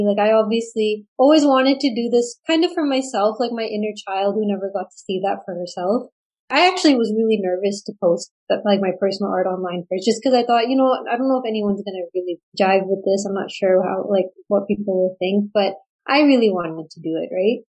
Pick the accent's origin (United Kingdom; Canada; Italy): Canada; Surrey, British Columbia; also born or lived in Burnaby, BC; I was born and raised in Surrey, BC.